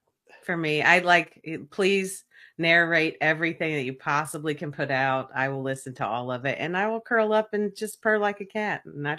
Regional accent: the South, United States; accent: Southern; like my Southern accent versus a British accent versus any other accent.

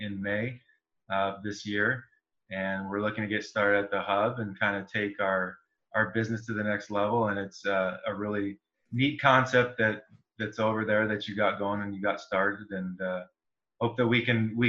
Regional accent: San Diego, California, United States; also born or lived in San Luis Obispo / Orange County; now in Fresno, United States; I grew up in San Diego.

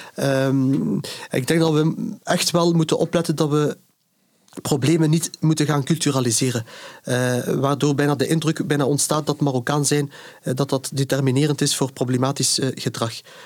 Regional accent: Ghent, Flanders, Belgium; ik ben hier geboren en, en getogen. ik ben ook fier op mijn stad. Ik voel mij ook op en top Gentenaar

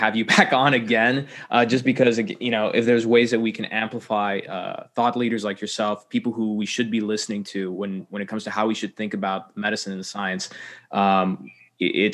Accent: United States; being an American

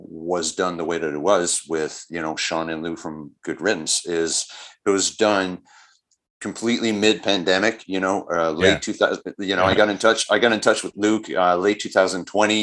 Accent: Montreal, Quebec, Canada; we're from Montreal

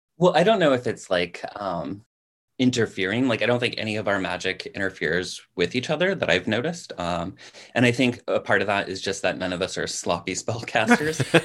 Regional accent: California, United States; moved away as an adult; also born or lived in New England; I'm naturally, uh, from California. Like, I'm a California native.

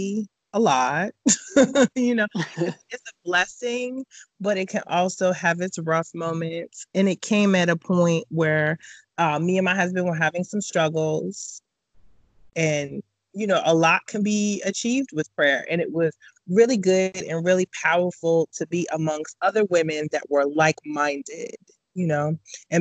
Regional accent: Boston, Massachusetts, United States; now in Raleigh, United States; Born and raised in Boston, but I live now in North Carolina in Raleigh

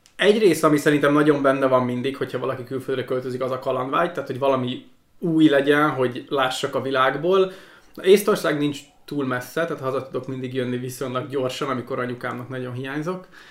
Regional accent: Hungary; moved away as an adult; now in Estonia

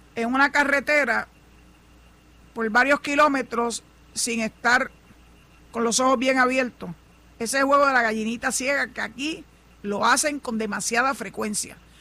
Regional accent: San Juan, Puerto Rico; yo soy nacida y criada en San Juan

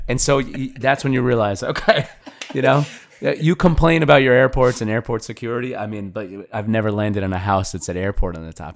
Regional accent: New York, United States; we're from New York

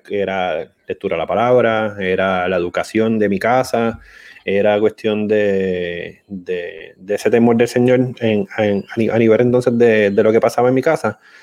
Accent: Arecibo, Puerto Rico; soy de Arecibo

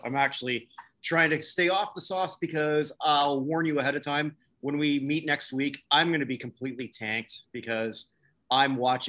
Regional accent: Canada; even though I'm a Canadian

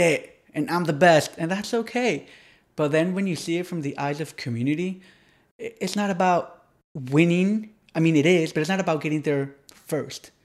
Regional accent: Ecuador; moved away as an adult; also born or lived in United States / Tennessee, United States; now in Miami, United States; I was raised in Ecuador, college in, in, in, in Tennessee. I was born in the United States

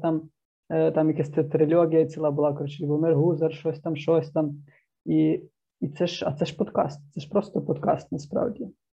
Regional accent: Zarvanytsia, Ternopil Oblast, Ukraine; Трибуданський район, Тернопільська область. Зерваниця це, типу, Мекка

